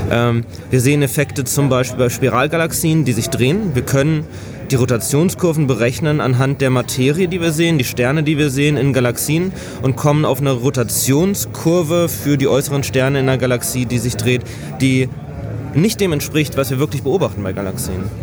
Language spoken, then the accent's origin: German; Hanover, Lower Saxony, Germany; moved away as an adult; now in Gainesville, United States; Habe in meinem Heimatort in Hannover ein Institut gefunden